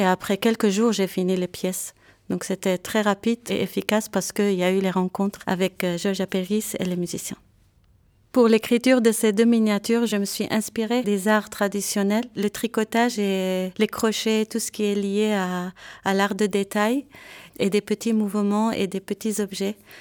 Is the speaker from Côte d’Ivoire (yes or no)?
no; Beirut, Beirut Governorate, Lebanon; moved away as an adult; also born or lived in Yerevan, Armenia / Paris, France; now in Geneva, Switzerland; Je viens de Beyrouth, Liban